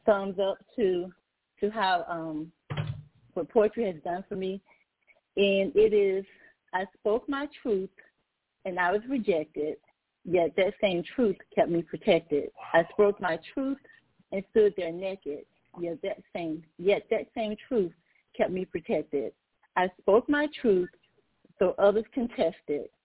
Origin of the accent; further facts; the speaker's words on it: Natchitoches, Louisiana, United States; now in Maryland, United States; I'm a native of Natchitoches, Louisiana.